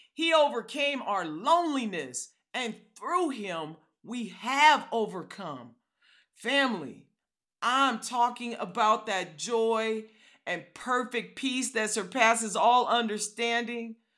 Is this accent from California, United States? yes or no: yes; California, United States; now in Atlanta, United States; I'm from California